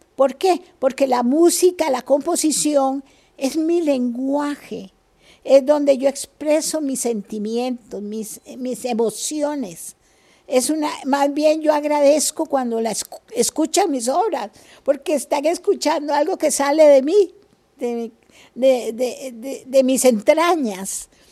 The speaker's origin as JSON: {"language": "Spanish", "country": "Costa Rica", "also_born_or_lived": "Spain / United States", "said": "Como buen costarricense"}